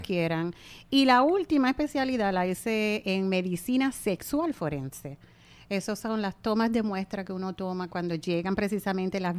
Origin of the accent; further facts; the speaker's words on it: Puerto Rico; nadie se mueve como los puertorriqueños al bailar